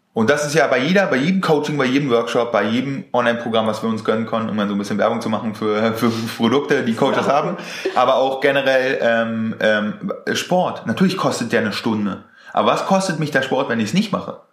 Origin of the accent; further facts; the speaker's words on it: Germany; so sind wir einfach aufgewachsen hier in Deutschland.